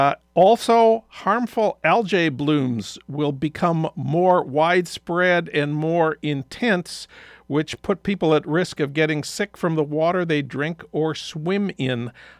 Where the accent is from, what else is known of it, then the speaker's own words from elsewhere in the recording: St. Paul, Minnesota, United States; moved away; news from my hometown of St. Paul.